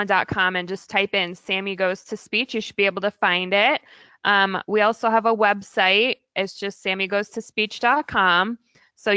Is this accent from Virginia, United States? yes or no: yes; Virginia, United States; born or raised there; also born or lived in California / Oregon / Maryland; now in Portland, United States